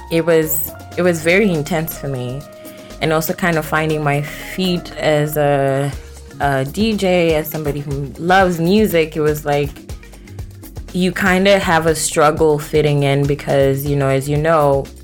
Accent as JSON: {"language": "English", "country": "South Africa", "tie": "born or raised there", "also_born_or_lived": "Zimbabwe", "moved": "yes", "lives_now": "United States", "said": "Um, so I was born in Zimbabwe. Mm-hmm and raised in South Africa. Well, actually, I'm kind of like an international baby"}